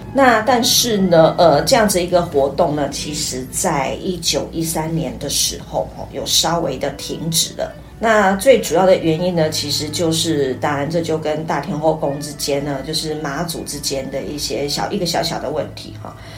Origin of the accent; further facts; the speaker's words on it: Xinhua, Tainan, Taiwan; 我是新化人